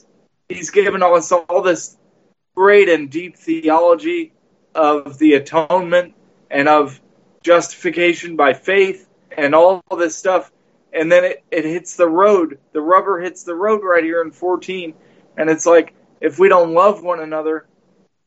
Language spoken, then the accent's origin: English; United States; as Americans